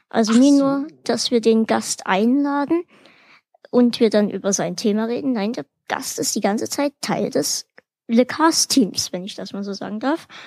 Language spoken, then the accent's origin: German; Bavaria, Germany; born there; Ich komme gebürtig aus Bayern. Bringt mir das jetzt Pluspunkte?